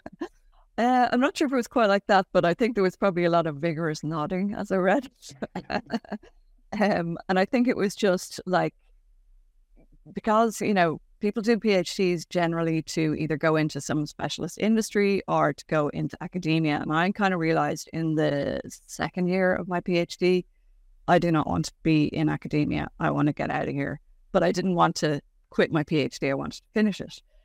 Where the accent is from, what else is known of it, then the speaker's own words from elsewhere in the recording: Ireland; being an Irish family in the seventies and eighties, yeah, five children in relatively quick succession